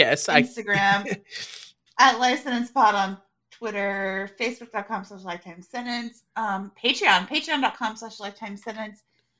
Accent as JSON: {"language": "English", "region": "Texas", "country": "United States"}